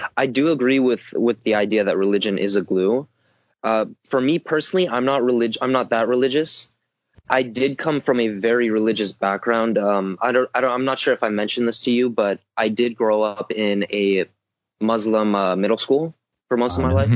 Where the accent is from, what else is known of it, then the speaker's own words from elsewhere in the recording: Southern California, United States; I come from Southern California